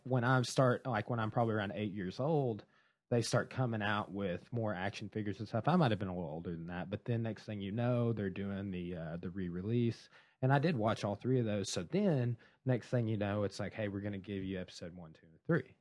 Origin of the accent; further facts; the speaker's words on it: Ozark area, Arkansas, United States; it was my hometown